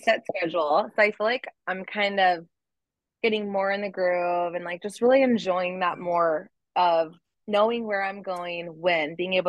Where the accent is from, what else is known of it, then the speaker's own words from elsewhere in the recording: Ventura, California, United States; I'm from Ventura, the restaurant is Thousand Oaks